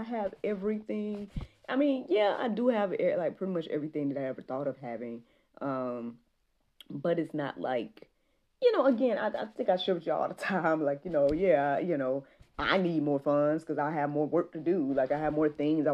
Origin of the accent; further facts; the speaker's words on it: Jackson, United States; moved away; Jackson, to my hometown